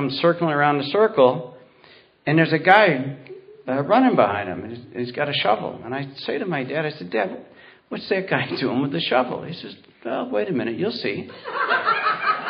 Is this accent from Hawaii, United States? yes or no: no; Warsaw, New York, United States; I grew up out in Warsaw, New York